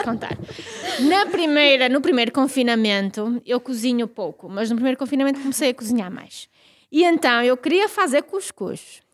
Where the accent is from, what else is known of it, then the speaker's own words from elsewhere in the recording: Vila Real, Douro, Norte, Portugal; da minha aldeia, que é uma aldeia no Douro, eh, em Vila Real, no Douro